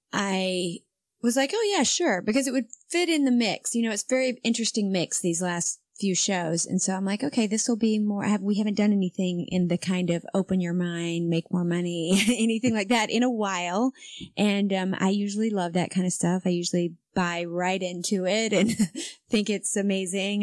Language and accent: English; Spartanburg, South Carolina, United States; moved away; Spartanburg, South Carolina, is basically my hometown